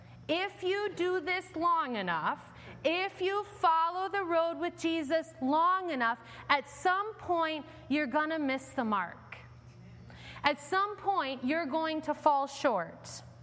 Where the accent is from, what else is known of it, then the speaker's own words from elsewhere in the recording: Homewood, Illinois, United States; also born or lived in Evanston, United States; My parents moved our family from Evanston to Homewood when I was 2 years old. I grew up on Lexington Road.